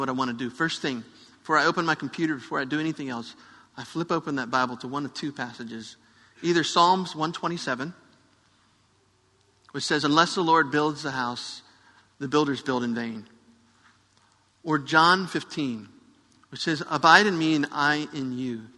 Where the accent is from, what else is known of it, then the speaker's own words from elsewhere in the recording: United States; I'm an American who speaks English